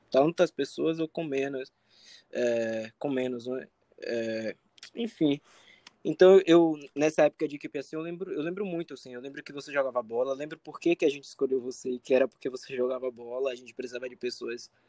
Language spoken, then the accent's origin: Portuguese; Salvador, Bahia, Brazil; moved away; Eu sou de Salvador